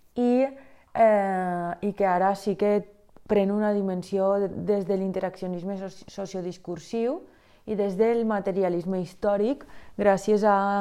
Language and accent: Catalan; Valencian Community, Spain; jo sóc una valenciana... Mm, prototípica que ha anat a classes de música des que té ús de raó